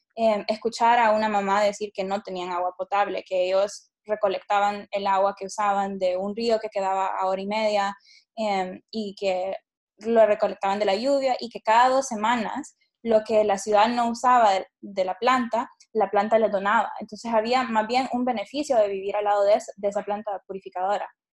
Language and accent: Spanish; Honduras; nací y crecí en Honduras